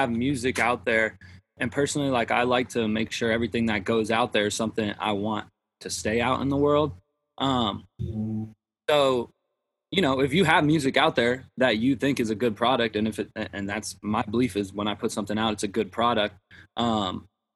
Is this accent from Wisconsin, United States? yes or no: no; Nashville, Tennessee, United States; I'm from Nashville, but my family moved to Texas they actually just moved again, but they were there for like 2 years. So when had met you guys, my mom was in Texas, but I'm from Nashville. That's where I am right now. Where I spent my high school. I spent 10 years here. So Nashville's home to me